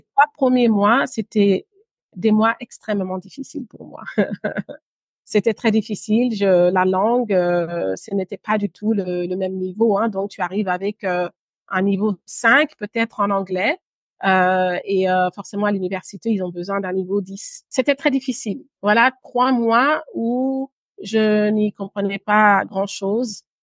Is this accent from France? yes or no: no; Brussels, Brussels-Capital Region, Belgium; moved away as an adult; also born or lived in Guinea; now in London, United Kingdom; J'ai grandi à Bruxelles, en Belgique, pendant mon adolescence et une partie de mon enfance d'ailleurs.